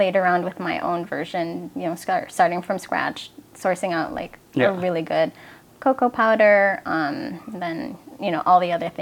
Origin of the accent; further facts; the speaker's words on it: Chicago, Illinois, United States; I grew up in Chicago